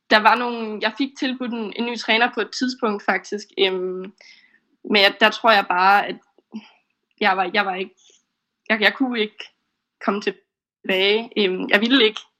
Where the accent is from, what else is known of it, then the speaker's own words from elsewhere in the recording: Esbjerg, Southern Denmark, Denmark; now in Aarhus, Denmark; Øhm, og min familie hjemme i Esbjerg, som jeg var flyttet fra.